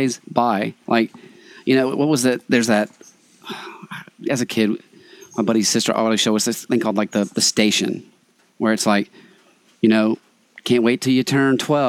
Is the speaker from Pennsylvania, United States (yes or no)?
no; Tucker, Georgia, United States; I'm from Tucker, which is outside of Atlanta